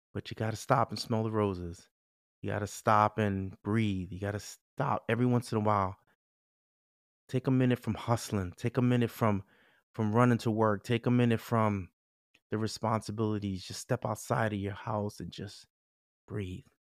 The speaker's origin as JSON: {"language": "English", "town": "New York City", "region": "New York", "country": "United States", "said": "I'm a Bronx boy"}